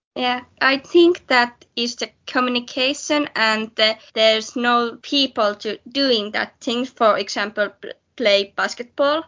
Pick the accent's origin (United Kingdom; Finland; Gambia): Finland; Jämsä, Central Finland; moved away as an adult; now in Savonlinna, Finland; I have two dogs in my hometown Jämsä